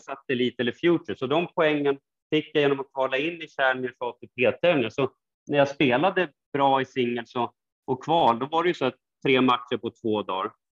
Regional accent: Stockholm, Stockholm County, Sweden; hem är ju alltid Stockholm liksom och Sverige

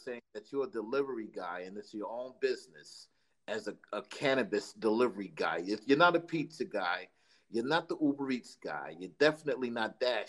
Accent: New York City, New York, United States; I'm from New York City. I'm in the Jersey, New York area.

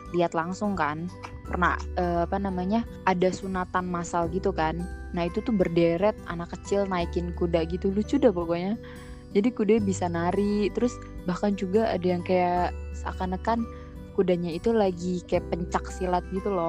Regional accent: Sumedang, West Java, Indonesia; di kampung gue tuh di Semedang ya. Ya jadi kan kampung gue itu Semedang ya. Semedang itu kan Sunda ya.

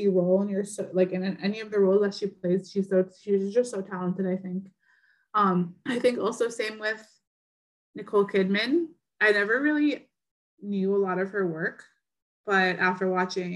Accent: Northern Ontario, Canada; now in Southern Ontario, Canada; we live in Southern Ontario and we're from the North.

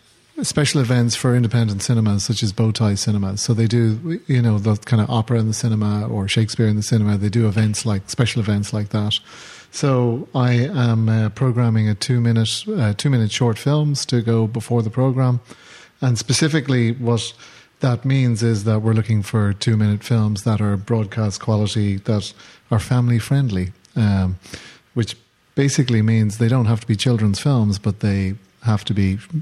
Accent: Brooklyn, New York, United States; Well, actually, I'm from Brooklyn. I just put this on.

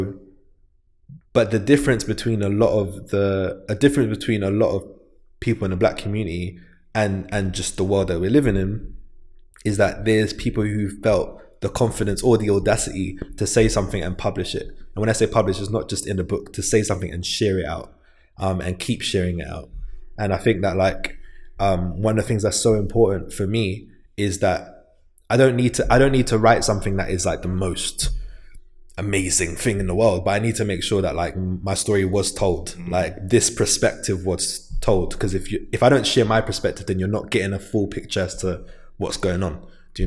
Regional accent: London, United Kingdom; I'm from St. Raphael's Estate

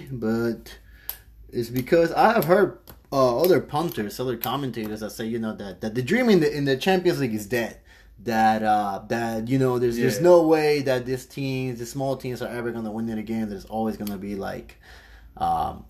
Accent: Peru; now in United States; I'm from Peru

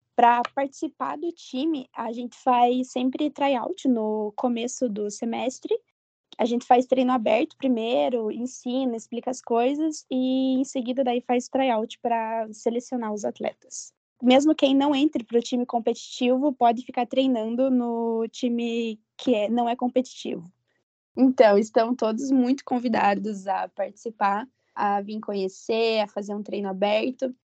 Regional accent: Ponta Grossa, Paraná, Brazil; eu sou natural de Ponta Grossa mesmo

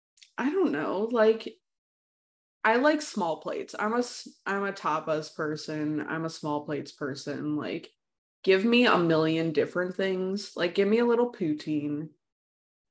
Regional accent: the Midwest, Illinois, United States; moved away; I'm from the Midwest

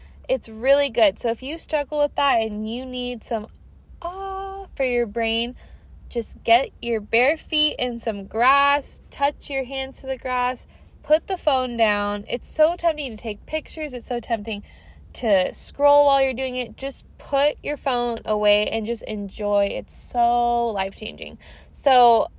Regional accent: Washington, United States; I'm from Washington. You guys know that. I'm a Portlandia, Washingtonian girly

